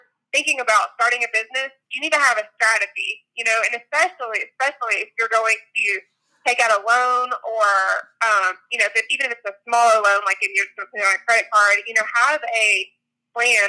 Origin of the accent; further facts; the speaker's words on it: McDonough, Georgia, United States; the town where Josh and I grew up in McDonough, Georgia